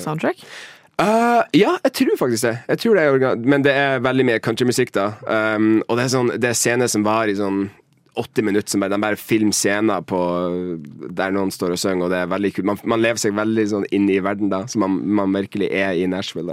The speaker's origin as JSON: {"language": "Norwegian", "town": "Mo i Rana", "region": "Nordland", "country": "Norway", "moved": "as an adult", "lives_now": "Oslo, Norway", "said": "kommer fra Mo i Rana"}